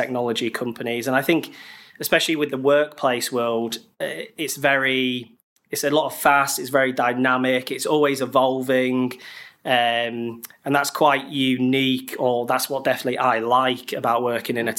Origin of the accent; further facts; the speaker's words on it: Harrogate, Yorkshire and the Humber, United Kingdom; moved away as an adult; also born or lived in Bradford; now in London, United Kingdom; I'm originally from Harrogate near Leeds